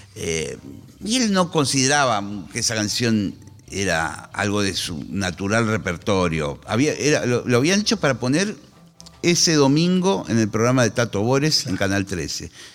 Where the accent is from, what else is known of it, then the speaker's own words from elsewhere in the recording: Monte Grande, Buenos Aires Province, Argentina; Yo soy de Montegrande, de una localidad treinta y pico kilómetros